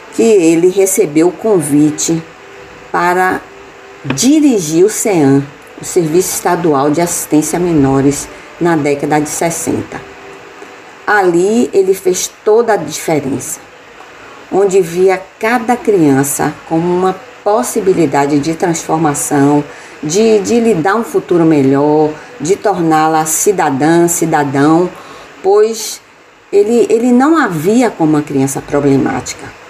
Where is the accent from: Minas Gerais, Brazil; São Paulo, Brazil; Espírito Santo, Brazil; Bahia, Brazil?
Bahia, Brazil; Salvador; moved away as an adult; now in Spain; Eu nasci em Salvador, Bahia, e hoje moro na Espanha com o meu esposo